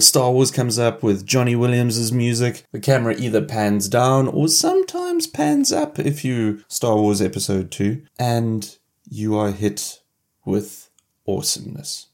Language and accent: English; Cape Town, Western Cape, South Africa; I was born in Cape Town